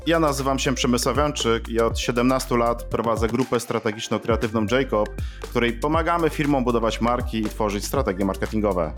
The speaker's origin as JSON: {"language": "Polish", "town": "Łódź", "region": "Łódź Voivodeship", "country": "Poland", "tie": "born or raised there", "said": "jestem z Łodzi"}